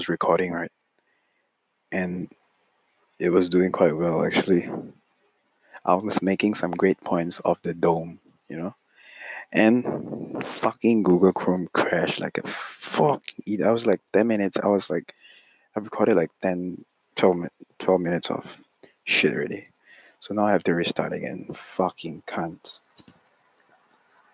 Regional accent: Singapore; I'm Singaporean, though.

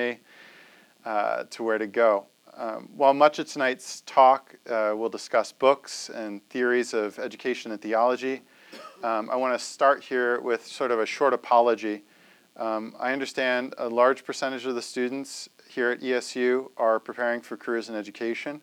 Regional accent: New Jersey, United States; I'm from New Jersey

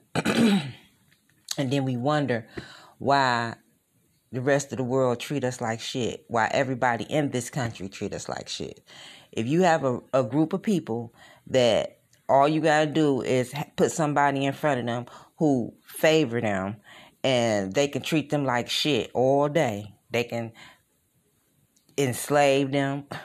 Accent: Detroit, Michigan, United States; I'm from Detroit

